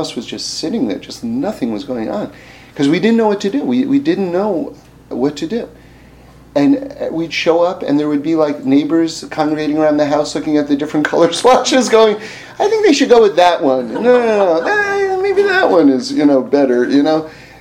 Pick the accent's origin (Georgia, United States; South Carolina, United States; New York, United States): New York, United States; New York City; I grew up in New York City.